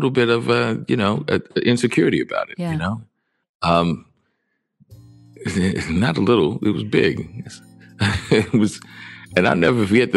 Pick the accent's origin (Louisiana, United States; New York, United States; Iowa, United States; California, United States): Louisiana, United States; New Orleans; Because I was being from New Orleans.